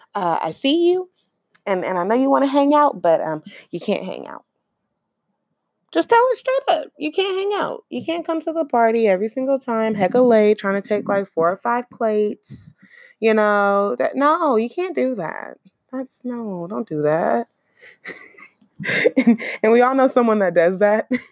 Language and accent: English; Oakland, California, United States; I'm from Oakland